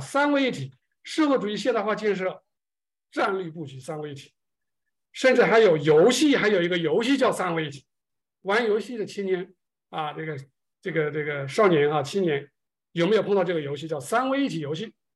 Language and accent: Chinese; China; 我们中国人